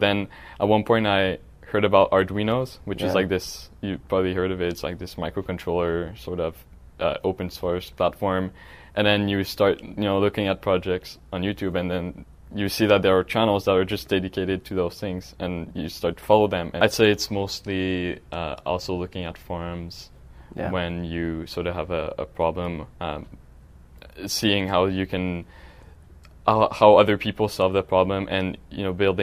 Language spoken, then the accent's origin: English; Montreal, Quebec, Canada; now in San Francisco, United States; I'm from Montreal, Quebec.